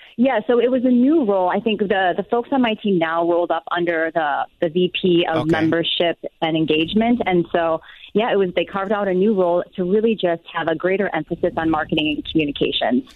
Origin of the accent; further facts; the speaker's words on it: Wisconsin, United States; now in Eagan, United States; I am originally from Wisconsin